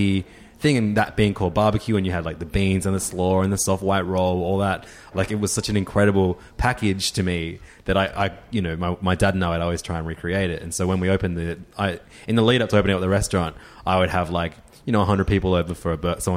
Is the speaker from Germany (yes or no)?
no; Australia; growing up in Australia